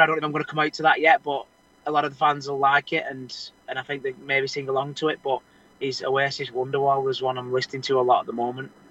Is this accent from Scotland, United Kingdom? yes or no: no; Wigan, North West England, United Kingdom; I was brought up wrestling in Wigan